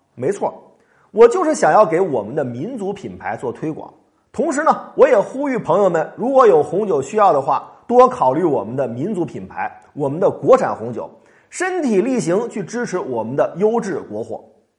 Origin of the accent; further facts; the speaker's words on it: China; 我们中国人